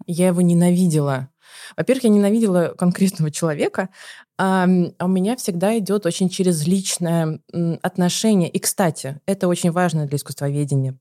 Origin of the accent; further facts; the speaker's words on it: Saint Petersburg, Russia; я еще из Петербурга